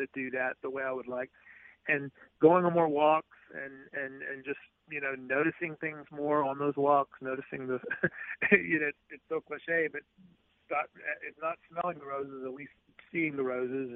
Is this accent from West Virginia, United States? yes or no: no; Jackson, Mississippi, United States; moved away as an adult; also born or lived in St. Louis, Missouri / Tupelo, Mississippi / Boston / New York; moved to Jackson when I was 10. So I came here in the fifth grade. I was here through high school